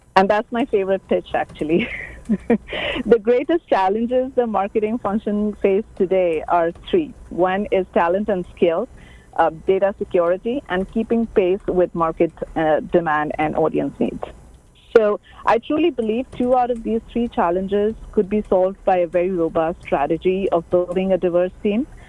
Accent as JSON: {"language": "English", "country": "India", "moved": "yes", "said": "I'm an Asian. I'm an Indian from Asia"}